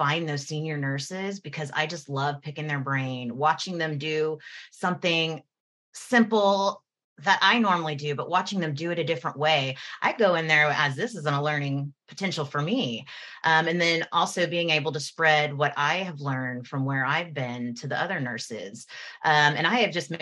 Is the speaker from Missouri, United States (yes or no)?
no; Houston, Texas, United States; moved away; Houston, that's my hometown